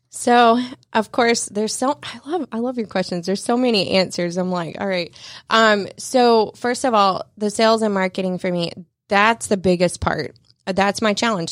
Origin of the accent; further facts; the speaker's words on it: North Georgia, United States; moved away as an adult; I'm actually from North Georgia